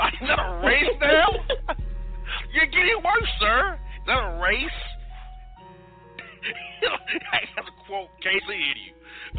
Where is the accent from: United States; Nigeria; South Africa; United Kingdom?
United States; Kansas City, Missouri; I'm Kansas City, brother. I'm not trying to be offensive to you. I'm from Kansas City.